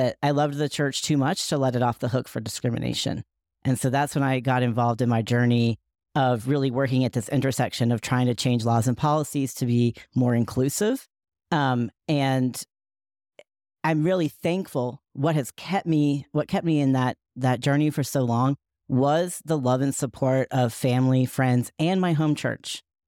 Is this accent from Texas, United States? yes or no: no; Asheville, North Carolina, United States; many of the folks who surrounded me in my hometown of Asheville, North Carolina, believed in a straight white Jesus